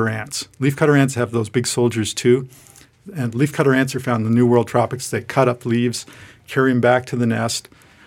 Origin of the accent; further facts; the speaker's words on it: Toronto, Ontario, Canada; moved away; I grew up in Toronto, Canada.